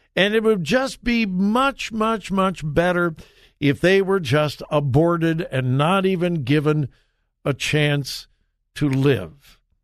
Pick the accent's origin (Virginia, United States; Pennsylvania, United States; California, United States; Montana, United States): California, United States; Southern; now in Ohio, United States; I grew up in Southern California